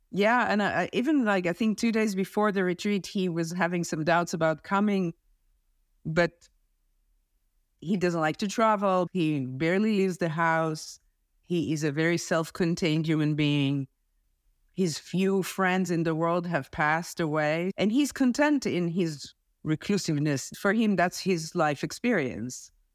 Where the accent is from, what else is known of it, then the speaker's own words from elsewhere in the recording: Israel; moved away; I'm originally from Israel. I served in the army.